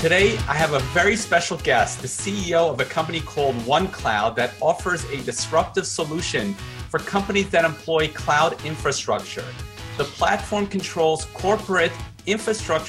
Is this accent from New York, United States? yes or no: yes; New York, United States; I'm a New Yorker